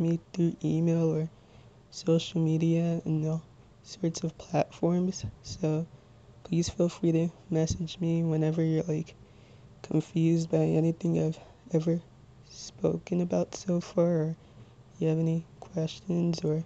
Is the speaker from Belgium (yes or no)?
no; Little Ferry, New Jersey, United States; 22 years old, and I'm from Little Ferry, New Jersey.